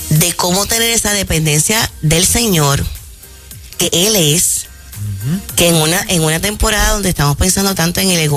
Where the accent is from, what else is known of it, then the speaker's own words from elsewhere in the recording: Aguada, Puerto Rico; En mi pueblo Aguada